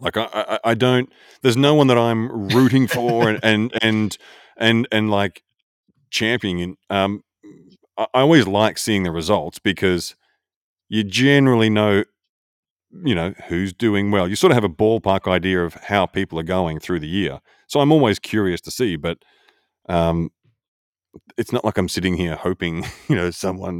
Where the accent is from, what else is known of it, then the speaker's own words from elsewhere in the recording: Australia; I'm more Australian. I'm way more Australian.